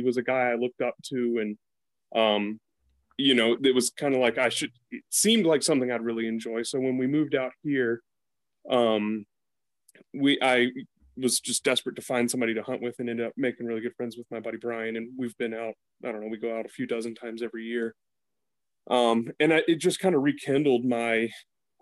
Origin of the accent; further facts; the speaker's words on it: East Coast, United States; moved away; I growing up on the East Coast